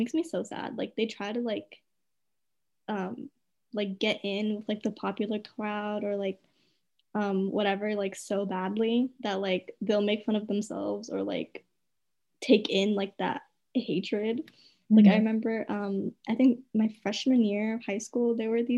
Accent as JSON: {"language": "English", "country": "United States", "tie": "born or raised there", "said": "I was born here."}